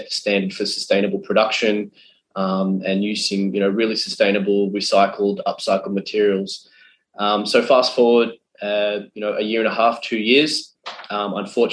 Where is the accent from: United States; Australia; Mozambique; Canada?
Australia; Being an Australian and having a very close affinity to the ocean